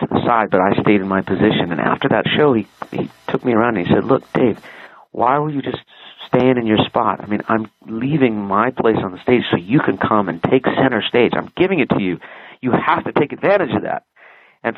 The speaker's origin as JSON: {"language": "English", "town": "Los Angeles", "region": "California", "country": "United States", "tie": "born or raised there", "said": "I was growing up in Los Angeles"}